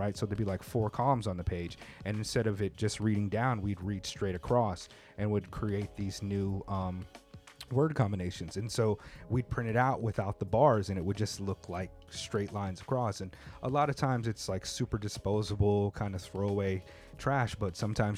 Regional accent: Southern California, United States; moved away as an adult; now in Tokyo, Japan; I grew up in Southern California

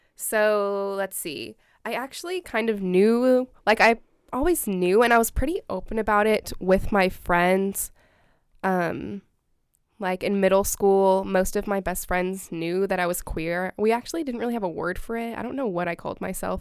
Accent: Salinas, California, United States; moved away as an adult; now in Eugene, United States; I'm from Salinas, California

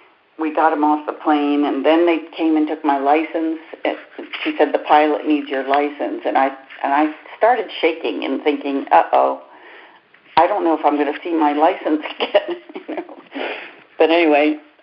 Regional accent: United States; I'm an American nurse

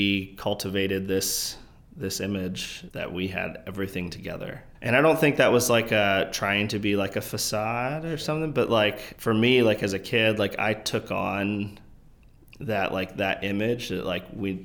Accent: Bel Air, Maryland, United States; Grew up north of Baltimore in Harford County, Bel Air, Maryland. Born and raised there my whole life

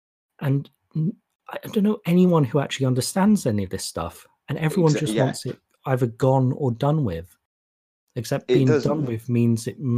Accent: United Kingdom; we've got that going for us right now as British people.

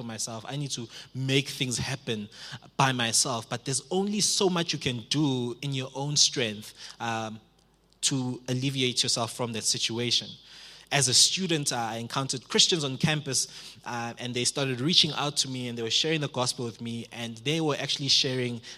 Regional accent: Springs, Gauteng, South Africa; I come from Springs

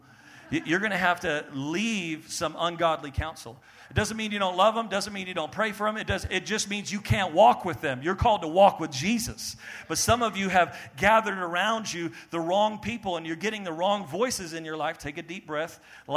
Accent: Maine, United States; born there; also born or lived in New Jersey / New York / Texas; I was born in Maine, and then lived in New Jersey, back to Maine, and then moved to New York, then moved back to Maine

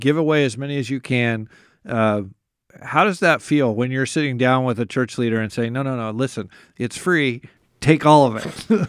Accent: United States; as an American

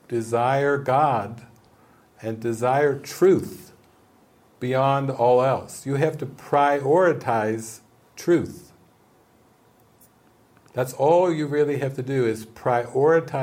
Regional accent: United States; I've grown up as an American, as a capitalist

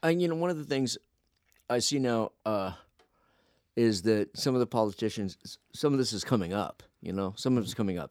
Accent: Phoenix, Arizona, United States; moved away; I grew up in Phoenix

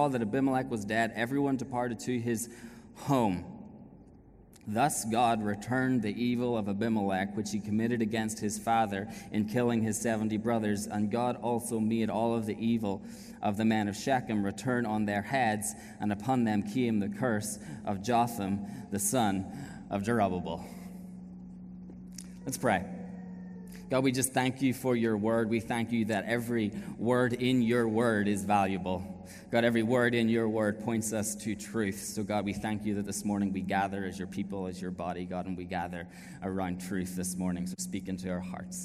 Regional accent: Ireland; moved away as an adult; We haven't lived in Ireland now for 7 years

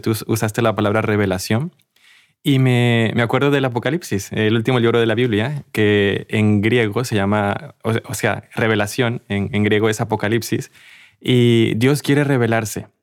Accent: Mexico; yo soy de México

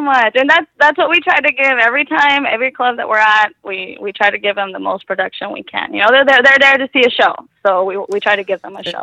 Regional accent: Mexico; now in Tucson, United States; I grew up in Mexico

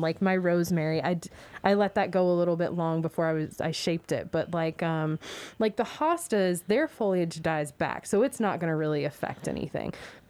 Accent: Louisville, Kentucky, United States; We're from Metro Louisville

